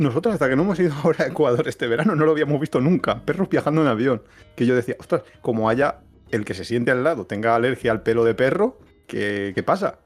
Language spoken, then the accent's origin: Spanish; Valencia, Valencian Community, Spain; now in Alicante, Spain; nosotros somos de Valencia